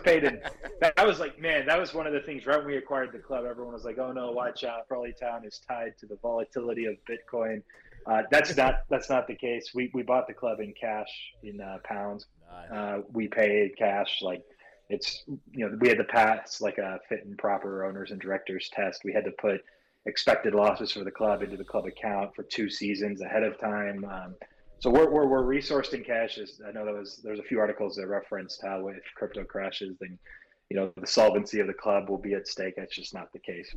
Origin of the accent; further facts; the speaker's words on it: near Los Angeles, Southern California, United States; I'm from uh, Southern California, near Los Angeles. That's where I grew up